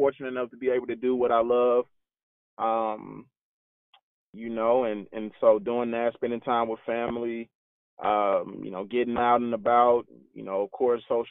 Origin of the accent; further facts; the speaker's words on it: St. Louis, Missouri, United States; moved away as an adult; now in Baltimore, United States; I'm born and raised in St. Louis, Missouri. Currently residing in Baltimore, Maryland. Been here for about 5 years now